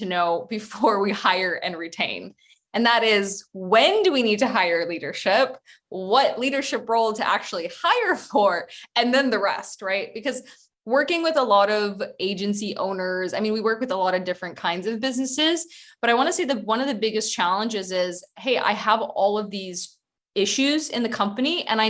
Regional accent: Boston, Massachusetts, United States; also born or lived in Ukraine; now in Barcelona, Spain; I am originally from Ukraine, but I'm based in Barcelona and I grew up in the US. I grew up in Boston

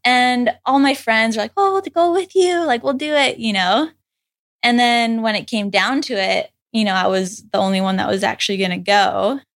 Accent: Saskatchewan, Canada; moved away as an adult; now in Hawaii, United States; I grew up in Saskatchewan, which is in the middle of Canada.

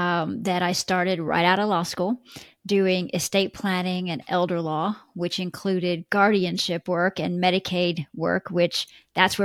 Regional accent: Texas, United States; now in Atlanta, United States; I'm not originally from Atlanta. I'm originally from Texas, the central states.

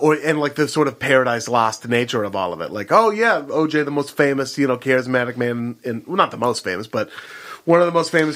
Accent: Beaverton, Oregon, United States; I'm from Beaverton, Oregon.

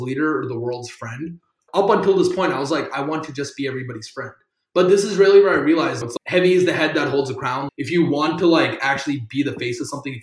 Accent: South Carolina, United States; first language Tamil; I'm from South Carolina. Being Indian in South Carolina

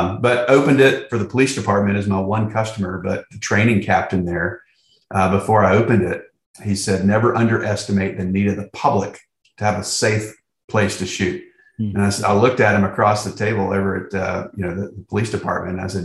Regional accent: Winston-Salem, North Carolina, United States; I was born in Winston-Salem, grew up on a family farm, still on that family farm right now, right outside of Winston-Salem, little county, Davie County

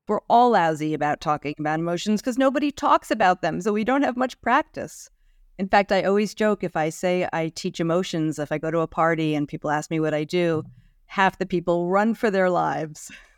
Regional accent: New York City, New York, United States; I am a nice Jewish girl from New York City, born and raised in Manhattan

